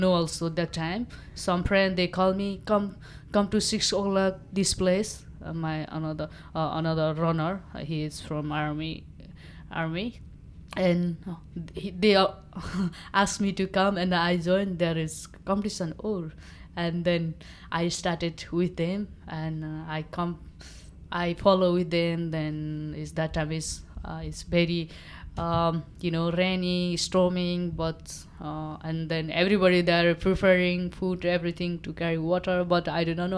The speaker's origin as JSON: {"language": "English", "region": "eastern Nepal", "country": "Nepal", "tie": "born or raised there", "first_language": "Nepali", "second_language": "English", "said": "I grew up, it's very remote area, uh, of, uh, Nepal. There, uh, east of Nepal"}